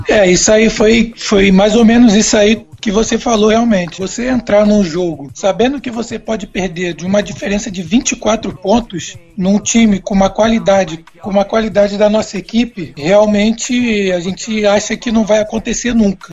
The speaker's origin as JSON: {"language": "Portuguese", "region": "Rio de Janeiro", "country": "Brazil", "also_born_or_lived": "São Paulo", "said": "eu sou carioca, fiquei em São Paulo"}